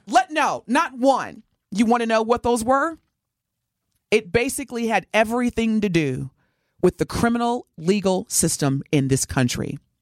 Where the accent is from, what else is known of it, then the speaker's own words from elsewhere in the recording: Evansville, Indiana, United States; moved away; I grew up in Evansville, Indiana.